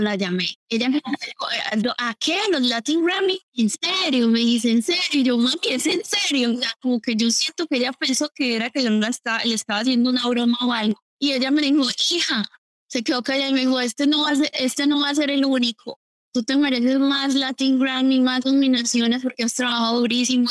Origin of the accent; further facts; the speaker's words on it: Colombia; Yo crecí obviamente escuchando reggaetón, yo soy colombiana